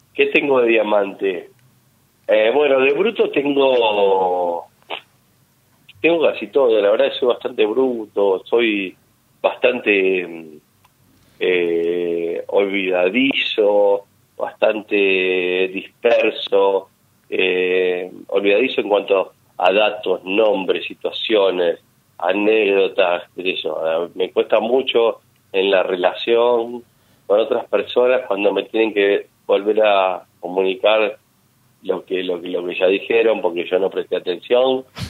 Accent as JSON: {"language": "Spanish", "town": "Quilmes", "region": "Buenos Aires Province", "country": "Argentina", "said": "Yo soy de Quilmes, escucho mucho radio zonal"}